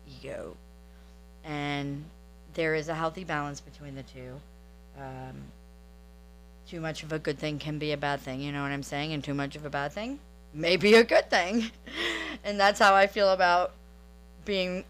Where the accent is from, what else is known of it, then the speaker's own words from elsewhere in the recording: New Orleans, Louisiana, United States; now in Destin, United States; I am originally from New Orleans, Louisiana.